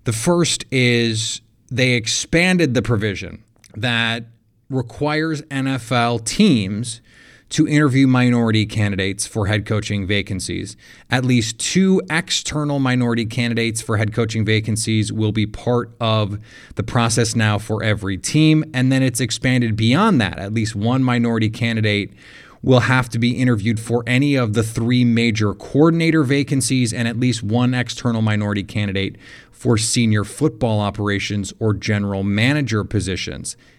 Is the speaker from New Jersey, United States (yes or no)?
no; Milwaukee, Wisconsin, United States